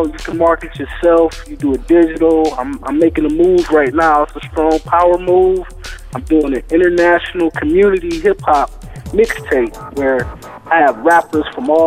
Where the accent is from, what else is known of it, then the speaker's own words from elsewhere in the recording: Cleveland, Ohio, United States; I'm from Cleveland